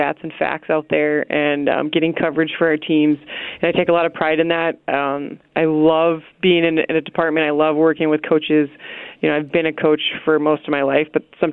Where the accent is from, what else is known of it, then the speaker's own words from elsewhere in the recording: New York City, New York, United States; I'm a New Yorker, right? Like, I was born in Queens